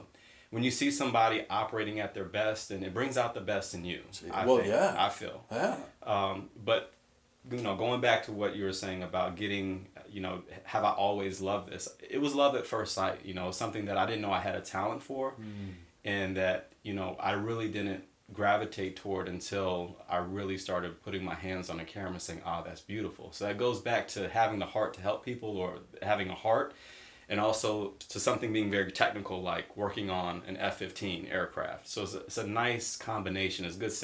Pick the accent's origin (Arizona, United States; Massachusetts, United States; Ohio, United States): Massachusetts, United States; Boston; Yeah, so I'm originally from the Boston area, Massachusetts.